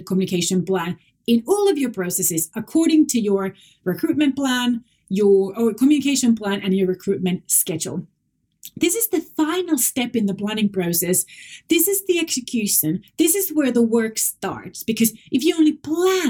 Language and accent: English; Finland; first language Finnish; English is a second language; Moi moi is Finnish. That's my native language